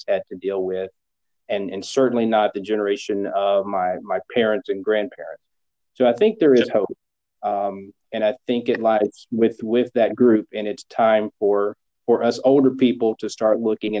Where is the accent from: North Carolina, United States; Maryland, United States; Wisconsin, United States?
North Carolina, United States; Yeah, well, growing up, I grew up in a small town, and the town, you know, think